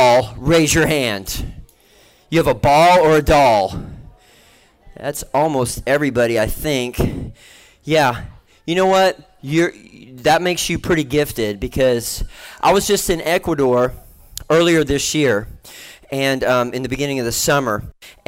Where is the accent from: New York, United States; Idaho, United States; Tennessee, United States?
Tennessee, United States; I'm from Tennessee